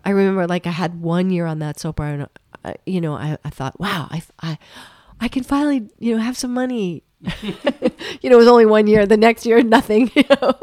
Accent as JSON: {"language": "English", "town": "Fruita", "region": "Colorado", "country": "United States", "tie": "born or raised there", "moved": "yes", "said": "I grew up in Colorado."}